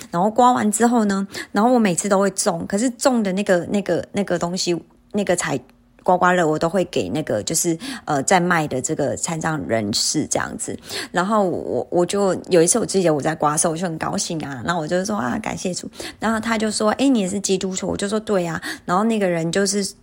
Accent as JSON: {"language": "Chinese", "country": "Taiwan", "also_born_or_lived": "South Korea", "moved": "yes", "said": "我是台湾人"}